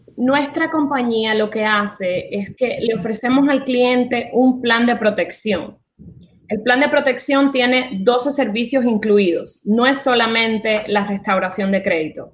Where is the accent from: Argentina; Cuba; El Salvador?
Cuba; moved away as an adult; also born or lived in France; now in Miami, United States; nací en Cuba, me fui de Cuba cuando tenía 20 años, viví en Francia, eh, de Francia me vine a Miami, llevo 15 años viviendo en Miami